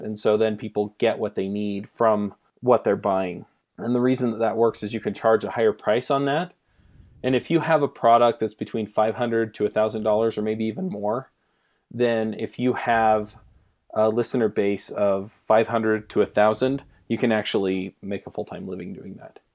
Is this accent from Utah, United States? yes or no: yes; Utah, United States; we're both from Utah